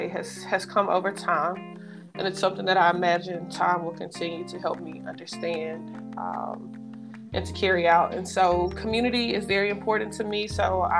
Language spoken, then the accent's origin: English; Memphis, Tennessee, United States; moved away as an adult; also born or lived in Mississippi / Alabama / Kentucky; now in Pittsburgh, United States; I am from Memphis, Tennessee. I was born there